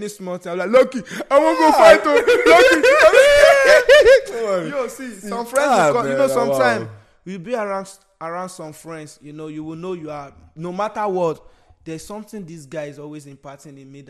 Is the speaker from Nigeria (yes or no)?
yes; Nigeria; now in United States; we are Nigerian, we live in America